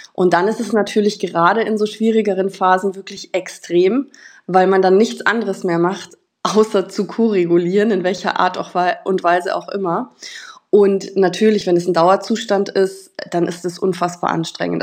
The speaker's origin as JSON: {"language": "German", "town": "Munich", "region": "Bavaria", "country": "Germany", "said": "ich komme aus München"}